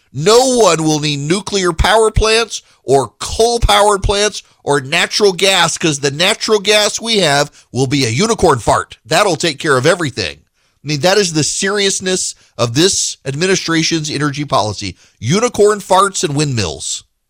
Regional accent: Dubai, United Arab Emirates; moved away; When I was a kid, I grew up in Dubai

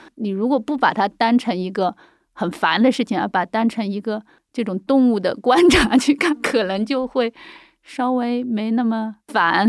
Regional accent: China; also born or lived in Dali; now in Beijing, China; 我们中国人

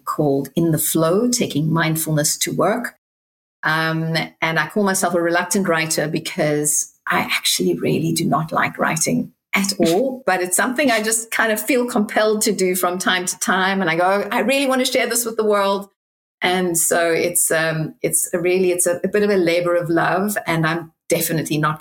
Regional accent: Cape Town, Western Cape, South Africa; now in Manhattan Beach, United States; I'm originally from Cape Town, South Africa.

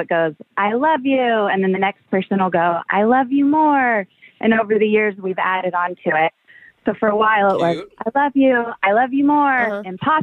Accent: Oklahoma City, Oklahoma, United States; I'm actually from Oklahoma City

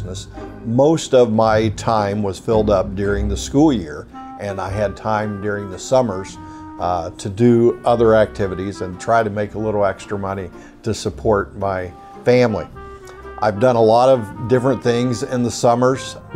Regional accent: Southeast Kansas, United States; moved away as an adult; also born or lived in St. Louis area; now in Cincinnati, United States; I grew up in Southeast Kansas, went to college there, and became a teacher

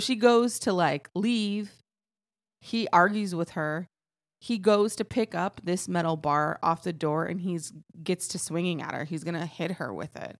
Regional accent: Texas, United States; I am from Texas

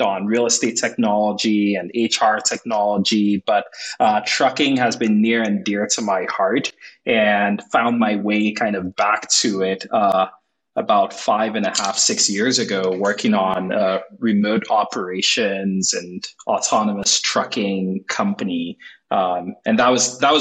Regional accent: Nigeria; now in San Francisco, United States; I was born and raised in Nigeria

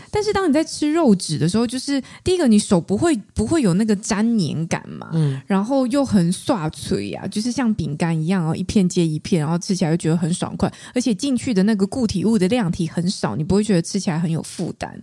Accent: Taichung, Taiwan; 我是台中人，台中我们至少我，我熟识的领域，我们都讲红豆饼这样

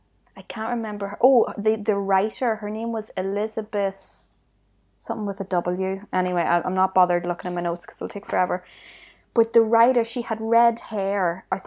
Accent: Ireland; And even the people from here, not every one of us has it. It's not even about being Irish.

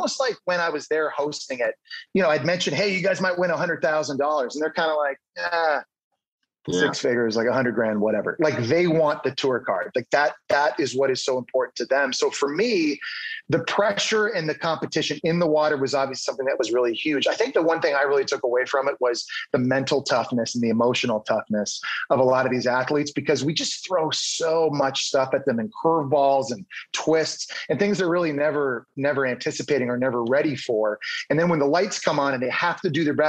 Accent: Ottawa, Ontario, Canada; now in United States; I'm from Ottawa, Canada

